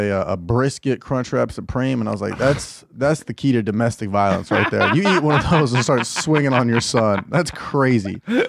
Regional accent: Southern California, United States; also born or lived in Illinois; now in Austin, United States; I was born in Illinois, but grew up in Southern California.

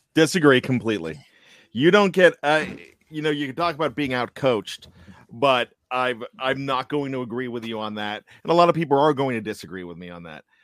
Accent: Pennsylvania, United States; also born or lived in West Virginia; now in Maryland, United States; I'm a Maryland res-, resident, born and raised in Pennsylvania, nine years in almost heaven, West Virginia

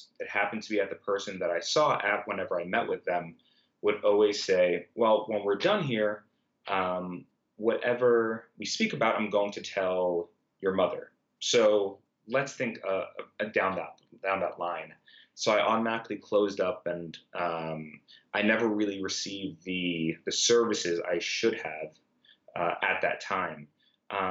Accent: New York City, New York, United States; I grew up in Brooklyn

